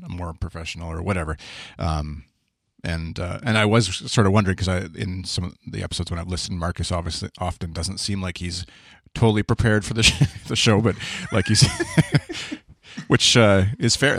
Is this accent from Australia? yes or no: no; Canada; accent: Canadian; my bland Canadian accent